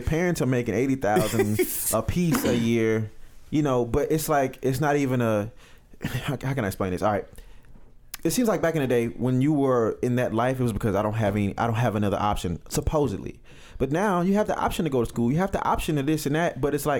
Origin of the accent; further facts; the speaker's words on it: California, United States; because, you know, I'm from California. You know, it's gang this and gang that.